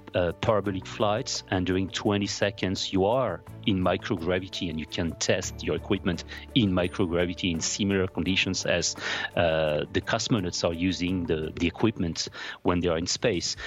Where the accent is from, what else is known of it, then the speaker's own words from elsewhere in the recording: Paris, Île-de-France, France; moved away as an adult; also born or lived in Strasbourg; I'm, I'm from France, uh, from Paris.